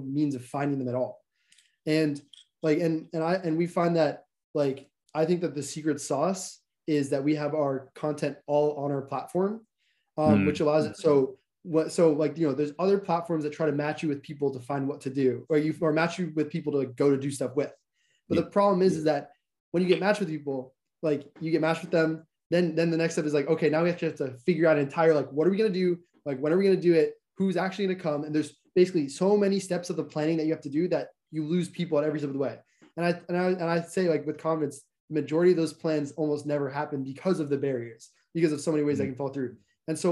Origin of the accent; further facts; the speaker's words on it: New York City, New York, United States; moved away as an adult; now in Boston, United States; I was born in New York City. Like I'm from New York